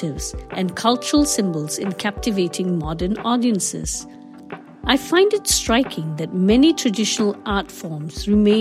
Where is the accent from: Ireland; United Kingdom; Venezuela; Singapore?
Singapore; Growing up in Singapore, my parents made it a point to maintain our Kerala heritage